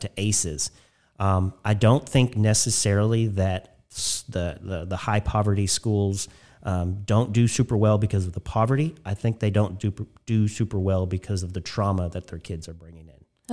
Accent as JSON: {"language": "English", "area": "Spencer County", "region": "Indiana", "country": "United States", "tie": "born or raised there", "said": "I grew up in Spencer County for the first eighteen years of my life."}